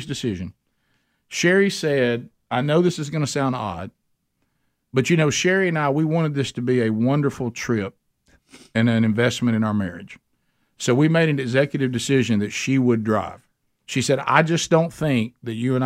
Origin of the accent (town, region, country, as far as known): Alabama, United States